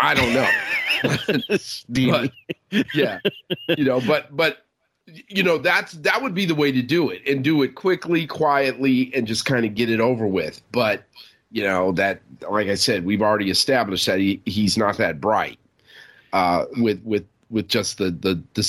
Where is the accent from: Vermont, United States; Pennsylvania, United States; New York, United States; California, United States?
New York, United States; You know, I'm a New Yorker, so I'm going to ask my Manhattan-based lawyer friend, get his advice.